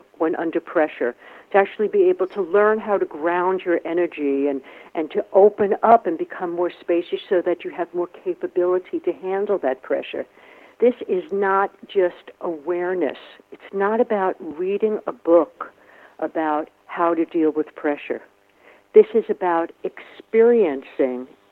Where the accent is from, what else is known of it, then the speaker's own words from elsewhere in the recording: New York City, New York, United States; I'm from New York City, right, from the Bronx